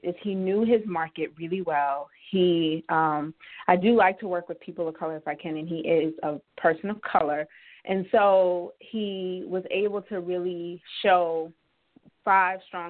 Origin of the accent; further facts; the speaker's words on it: Georgia, United States; also born or lived in Dubai; now in Philadelphia, United States; owned about 10-plus properties in Georgia, where I'm originally from